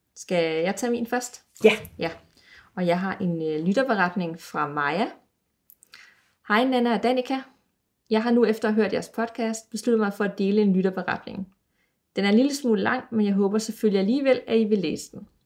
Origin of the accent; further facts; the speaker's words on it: Aarhus, Central Denmark Region, Denmark; Jeg er jo fra Aarhus